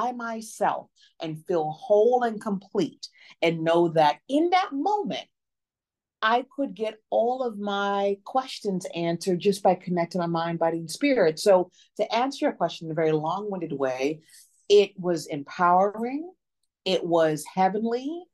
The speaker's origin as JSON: {"language": "English", "town": "Memphis", "region": "Tennessee", "country": "United States", "tie": "born or raised there", "moved": "as an adult", "lives_now": "New Orleans, United States", "said": "I'm originally from Memphis, Tennessee, and I live in New Orleans now, recently moved here about 3 years ago"}